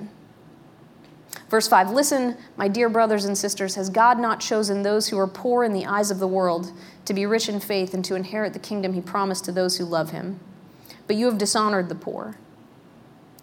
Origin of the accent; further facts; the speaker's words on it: Pennsylvania, United States; also born or lived in Darlington, Pennsylvania; When I was growing up in Pennsylvania, we did a stint in a little town called Darlington